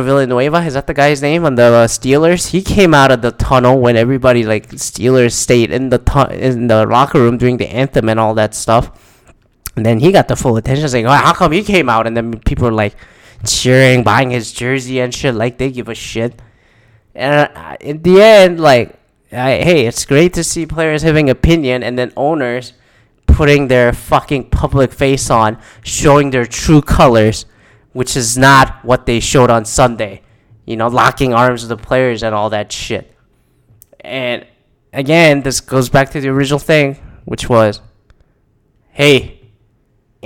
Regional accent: Canada; now in United States; I'm Canadian

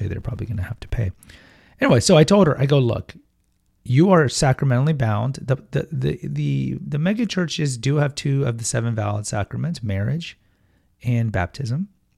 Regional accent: London, United Kingdom; Hello, I'm Cockney.

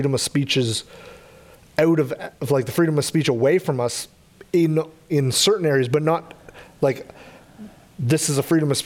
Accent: Canada; We're obviously Canadian, so we live in Canada

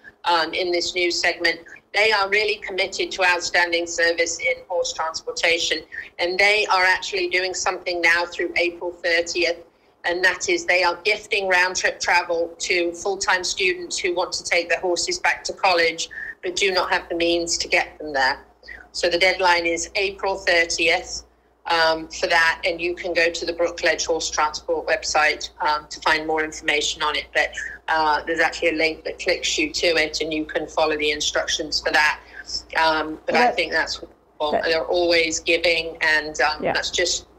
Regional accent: United Kingdom; I don't roll my R's because I'm a Brit.

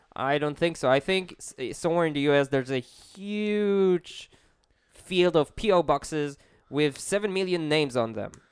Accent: Israel; I'm an Israeli.

